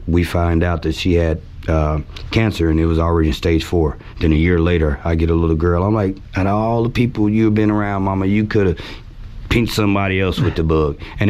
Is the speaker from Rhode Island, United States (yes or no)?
no; Richardson, Texas, United States; I grew up in Texas, Richardson.